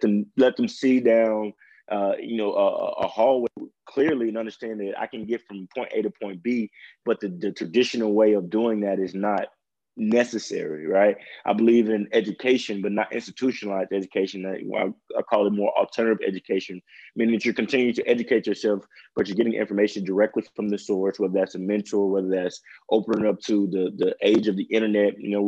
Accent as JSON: {"language": "English", "town": "Jackson", "region": "Mississippi", "country": "United States", "moved": "yes", "lives_now": "Dallas, United States", "said": "I'm from Jackson, Mississippi. Well, Floyd, Mississippi, but Jackson, Mississippi. And moved out to Dallas, Texas."}